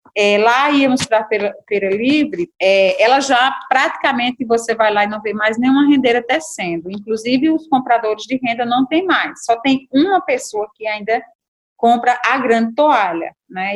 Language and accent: Portuguese; São João do Tigre, Paraíba, Brazil; eu sou de São João do Tigre